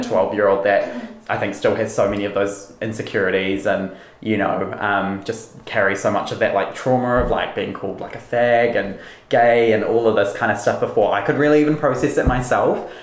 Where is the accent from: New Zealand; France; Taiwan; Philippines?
New Zealand; Wellington; also born or lived in Auckland; I live in Wellington. Um, I've, yeah, pretty much grown up here my whole life, I think, for the past 20 years. Um, I was born in Auckland